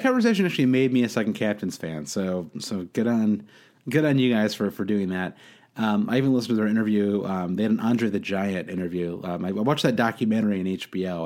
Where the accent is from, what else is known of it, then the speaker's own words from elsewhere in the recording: United States; as an American